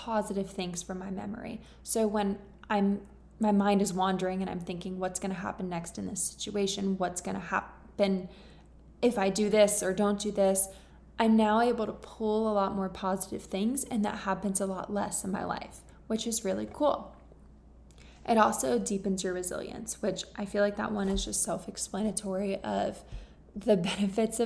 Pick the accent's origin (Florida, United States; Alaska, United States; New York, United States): Florida, United States; moved away as an adult; now in England, United Kingdom; I'm from Florida